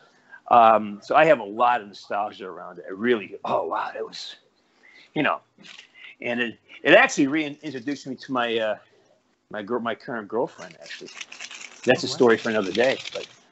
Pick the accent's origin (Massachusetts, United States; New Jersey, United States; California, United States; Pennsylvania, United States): Massachusetts, United States; Western; I'm from Western Mass, from Boston